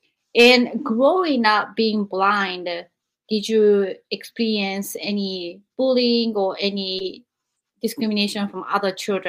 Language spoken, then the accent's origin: English; Japan; moved away; I'm from Japan.